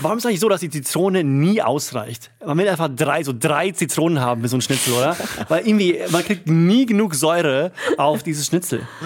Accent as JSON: {"language": "German", "country": "Sweden", "moved": "yes", "said": "ich als Schwede"}